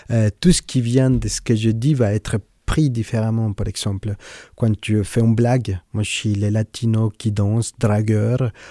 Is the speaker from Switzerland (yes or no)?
yes; Switzerland; French is a second language; moi, je suis suisse, j'ai mon passeport, mais vous entendez très bien mon accent. Et en fait, il est, pour moi, assez difficile aujourd'hui de dire euh, Bonjour … je suis suisse